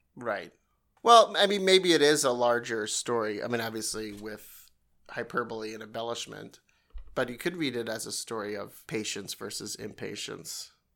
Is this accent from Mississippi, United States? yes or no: no; New York, United States; I'm from New York